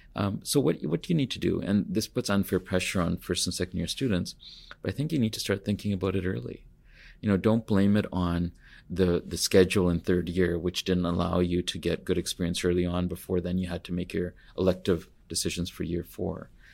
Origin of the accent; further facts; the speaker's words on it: Kitimat, British Columbia, Canada; also born or lived in India / Terrace, British Columbia; I grew up in northern B C, so my earliest memories are of being in Kitimat. I was born in India